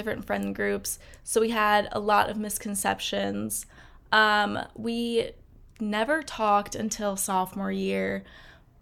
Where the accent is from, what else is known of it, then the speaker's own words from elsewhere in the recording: Minnesota, United States; moved away as an adult; also born or lived in Florida; now in Georgia, United States; I'm originally from Minnesota, but I moved to Florida with my